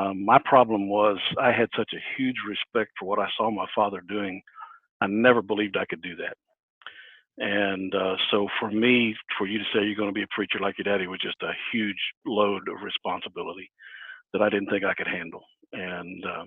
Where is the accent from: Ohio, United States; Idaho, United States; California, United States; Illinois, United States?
Ohio, United States; Brookville; I grew up here in Ohio, grew up in a little town called Brookville, which is over west of Dayton